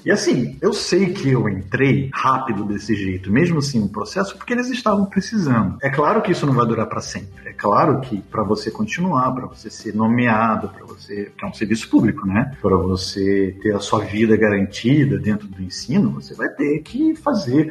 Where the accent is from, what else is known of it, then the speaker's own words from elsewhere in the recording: São Paulo, Brazil; moved away as an adult; also born or lived in Rio de Janeiro; now in Belgium; eu sou nascido no Rio de Janeiro, mas eu morei boa parte da minha vida em São Paulo, na capital e um pouco no interior